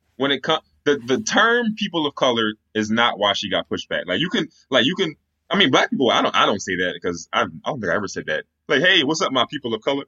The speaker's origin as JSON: {"language": "English", "region": "Pennsylvania", "country": "United States", "said": "I'm from Pennsylvania"}